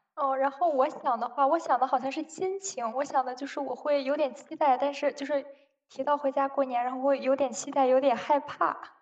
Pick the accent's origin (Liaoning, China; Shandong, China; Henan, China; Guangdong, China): Shandong, China; 我的老家是山东的